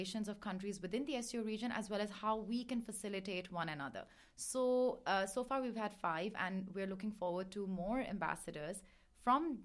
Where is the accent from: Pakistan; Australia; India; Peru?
Pakistan; now in Beijing, China; I'm from Pakistan. I've been living in Beijing for a few years